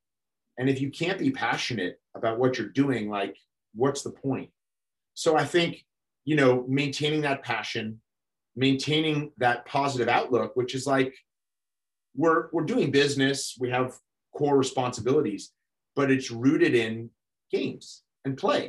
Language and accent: English; New York, United States; I'm a born and bred New Yorker